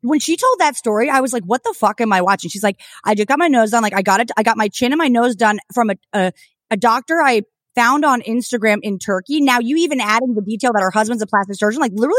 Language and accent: English; New Jersey, United States; I'm from New Jersey.